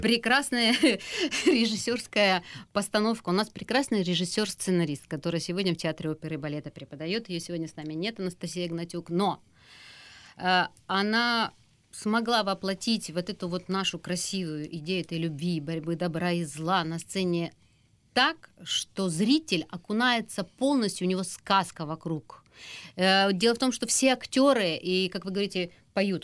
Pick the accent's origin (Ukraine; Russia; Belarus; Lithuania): Ukraine; у себя на родине, угу. на нашей любимой батькивщине Украине